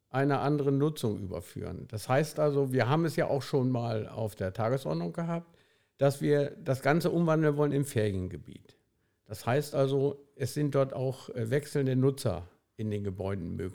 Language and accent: German; Mardorf, Lower Saxony, Germany; born there; Das ist auch in der Nähe wo ich geboren bin. Ich bin ja am Wasser unten geboren in Mardorf 1956.